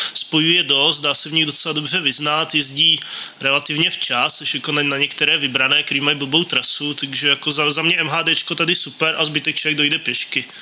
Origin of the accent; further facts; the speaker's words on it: České Budějovice, South Bohemian Region, Czechia; now in Brno, Czechia; já jsem náplava z Českých Budějovic